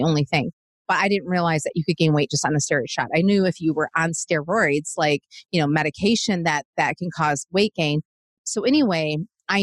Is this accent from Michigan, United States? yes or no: yes; Michigan, United States; now in Nashville, United States; I'm from Michigan originally